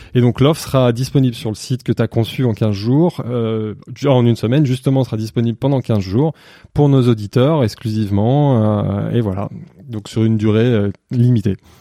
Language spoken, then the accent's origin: French; Savoie, Auvergne-Rhône-Alpes, France; ma région natale. Donc pour ceux qui nous suivent, c'est la Savoie